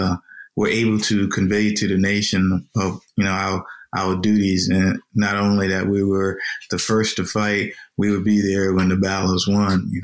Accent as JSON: {"language": "English", "town": "Savannah", "region": "Georgia", "country": "United States", "tie": "born or raised there", "said": "growing up in Savannah, Georgia"}